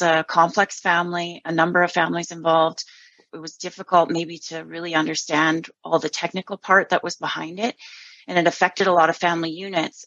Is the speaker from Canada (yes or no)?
yes; Southern Alberta, Canada; I'm originally from Southern Alberta, growing up on a farm there and gravitated to Northern Alberta